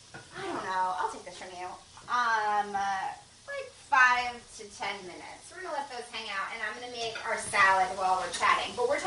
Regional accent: New Jersey, United States; also born or lived in Winston-Salem / Charleston; I'm from New Jersey.

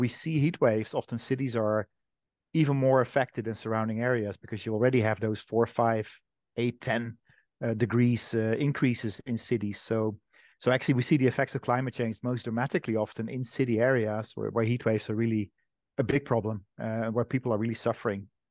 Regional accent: Netherlands; my home country, the Netherlands

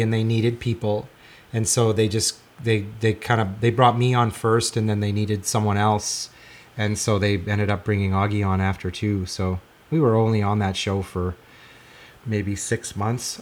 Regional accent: Regina, Saskatchewan, Canada; I grew up in Regina

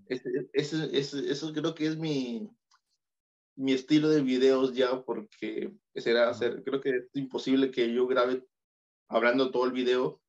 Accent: Peru; yo nací en Perú de pura casualidad

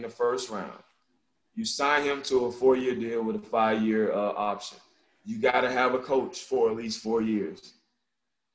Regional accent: South Georgia, United States; I'm from South Georgia

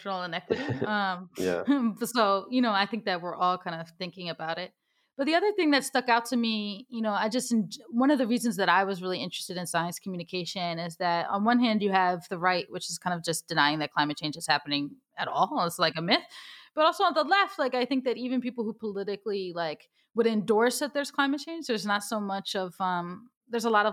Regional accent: Ethiopia; now in New York City, United States; I'm from Ethiopia.

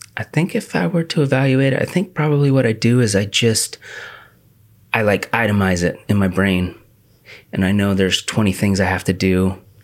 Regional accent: The Dalles, Oregon, United States; I grew up in the Dalles

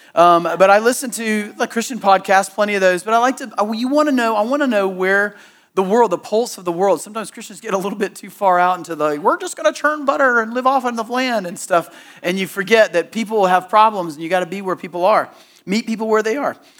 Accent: Southeast, United States; growing up in the Southeast and going to church growing up

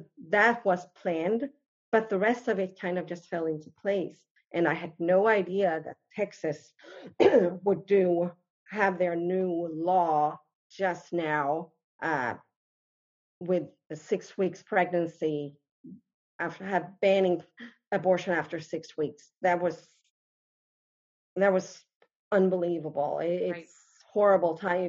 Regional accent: Helsingborg, Skåne, Sweden; moved away as an adult; now in United States; my own hometown, Helsingborg

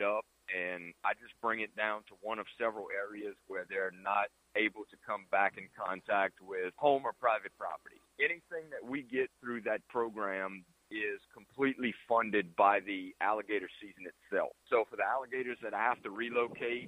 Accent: St. Mary Parish, Louisiana, United States; I'm from St. Mary Parish.

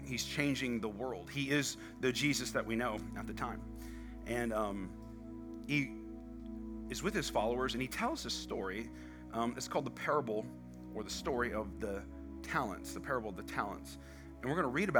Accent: United States; I'm American.

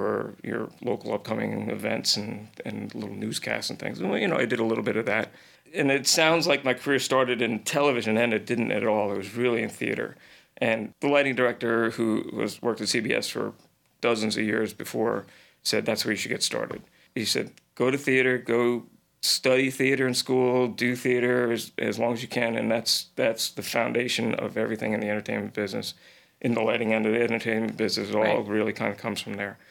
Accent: Ridgewood, New Jersey, United States; moved away as an adult; also born or lived in Cape Cod; now in New York, United States; Ridgewood, New Jersey. I grew up in New Jersey, in, you know, northern New Jersey, right outside New York City

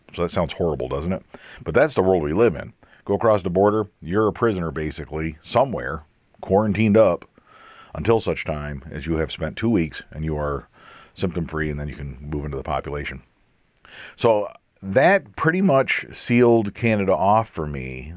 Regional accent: Pennsylvania, United States; Pennsylvania, my home state

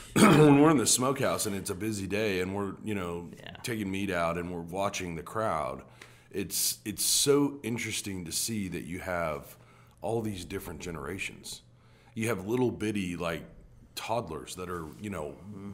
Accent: New Mexico, United States; moved away as an adult; now in Little Rock, United States; I actually didn't grow up in Little Rock. I uh, grew up in New Mexico and uh, ended up coming out here in the 94 year

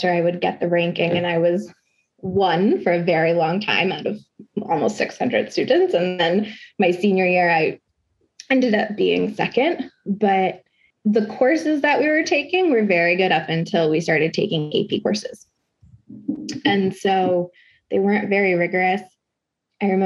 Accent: Conroe, Texas, United States; I grew up in Conroe, Texas, which is a very white, suburban, conservative, religious place

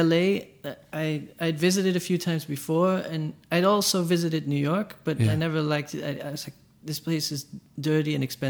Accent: Amsterdam, North Holland, Netherlands; In Amsterdam, in the Netherlands.

